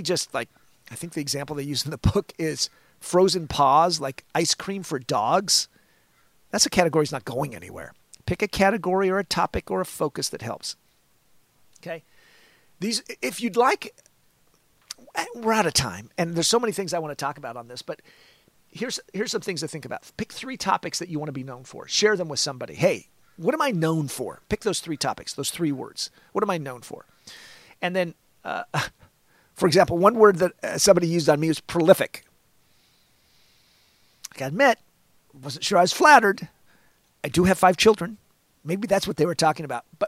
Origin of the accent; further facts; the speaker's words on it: Olympia, Washington, United States; moved away; also born or lived in San Diego, California; I'm from Olympia, Washington